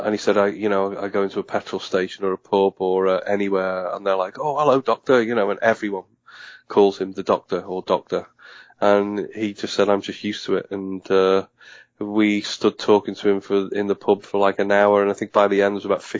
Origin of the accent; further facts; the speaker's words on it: Liverpool, North West England, United Kingdom; I was from Liverpool. I was born in Liverpool